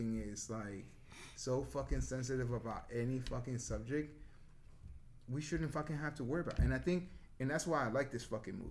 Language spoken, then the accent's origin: English; New Jersey, United States; I grew up in Jersey